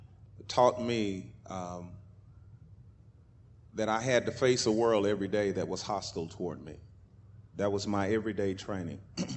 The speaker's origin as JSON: {"language": "English", "town": "Tulsa", "region": "Oklahoma", "country": "United States", "tie": "born or raised there", "said": "I was raised in Tulsa. I was born in Tulsa, raised here, went to school here. I was born here in 1951."}